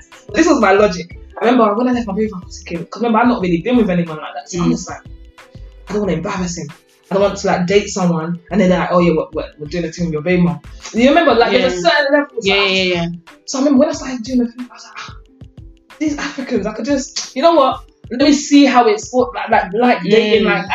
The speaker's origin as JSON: {"language": "English", "region": "London", "country": "United Kingdom", "said": "we're both from East London."}